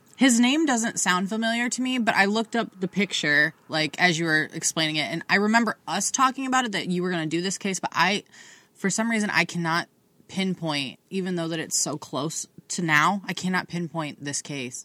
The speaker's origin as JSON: {"language": "English", "region": "Ohio", "country": "United States", "said": "at least where we're from, you have to drive through Marion on seventy-five"}